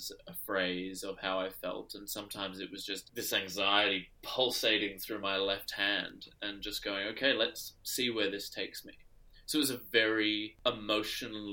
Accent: Adelaide, South Australia, Australia; now in Sydney, Australia; my hometown in Adelaide

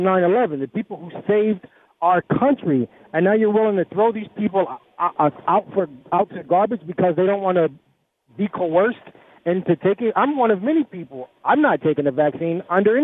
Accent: New Jersey, United States; moved away; I'm from New Jersey

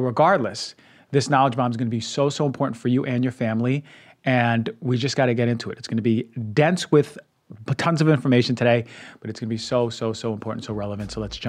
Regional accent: Queens, New York, United States; So as you may not know, I grew up in Queens, New York, and I wasn't exposed to tons of grass.

